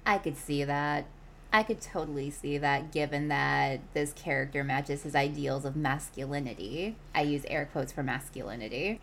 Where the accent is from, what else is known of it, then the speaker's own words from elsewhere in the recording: Milwaukee, Wisconsin, United States; now in Kansas City, United States; my hometown of Milwaukee